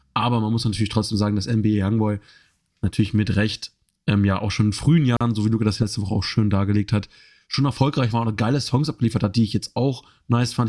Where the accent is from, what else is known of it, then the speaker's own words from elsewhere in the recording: Germany; für uns als Deutsche